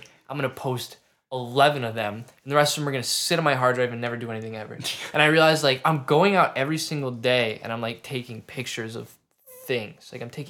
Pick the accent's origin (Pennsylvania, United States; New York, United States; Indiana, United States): Indiana, United States; South Bend; I grew up in South Bend, Indiana, which was where Notre Dame is what most people know it as.